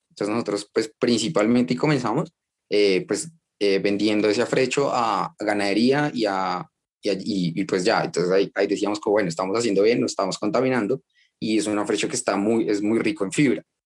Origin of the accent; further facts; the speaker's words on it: Bogotá, Colombia; nací en Bogotá, en Colombia